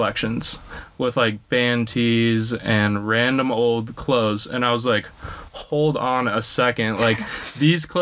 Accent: Palos Verdes Estates, California, United States; I grew up in Palos Verdes Estates, which is probably 45 minutes south of campus here

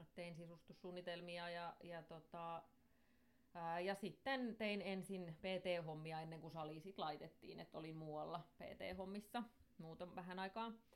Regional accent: Somero, Southwest Finland, Finland; mun juuret on vahvasti Soverolla, eli täällä mä oon asunut ja opiskellutkin täältä kautta, että en ole mihinkään muuttanut ikinä

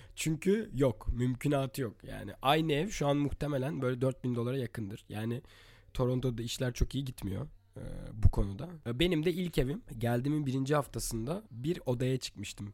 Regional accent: Istanbul, Turkey; born or raised there; moved away as an adult; also born or lived in Latvia

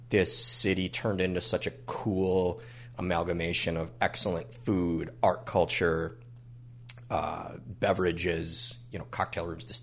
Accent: Minneapolis, Minnesota, United States; Northeast Minneapolis is my home. I have multiple homes away from home but Northeast is the reason that I am still a Minnesotan, or at least my residence is still in Minnesota.

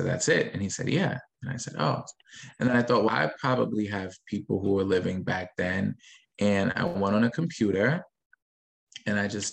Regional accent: Yonkers, New York, United States; I was born and raised in Yonkers, New York

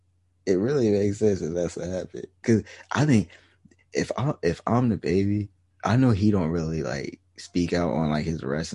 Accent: Canada; being from Canada

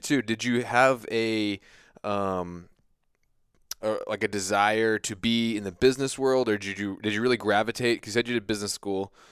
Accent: United States; I grew up on the Chesapeake Bay

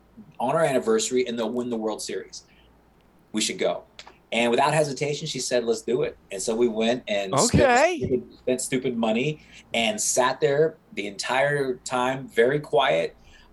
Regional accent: Kansas, United States; moved away as an adult; also born or lived in New York City / New Jersey; Born and raised in Kansas, made in New York City. And you know, made New Jersey my home.

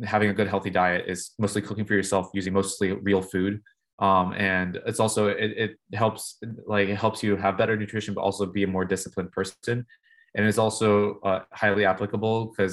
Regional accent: California, United States; moved away as an adult; now in United Kingdom; I grew up in California, so maybe starting a lab in California would be nice, just because it's my home

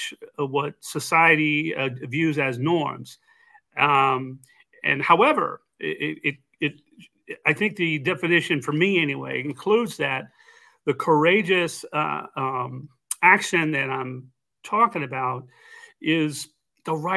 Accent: Texas, United States; growing up in Texas

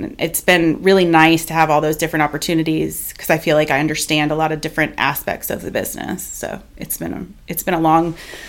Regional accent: Florida, United States; moved away as an adult; I moved up to Alabama from South Florida when I was 21 in 2005 and didn't really have a plan.

